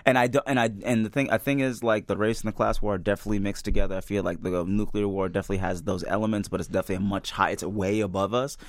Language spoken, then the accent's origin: English; Midwest, United States; I'm a Midwesterner